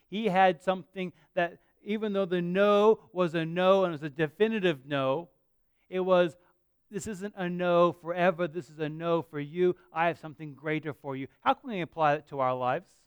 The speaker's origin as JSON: {"language": "English", "town": "Perth", "region": "Western Australia", "country": "Australia", "tie": "born or raised there", "lives_now": "Bunbury, Australia", "said": "I, I, love living here. I grew up living in Perth"}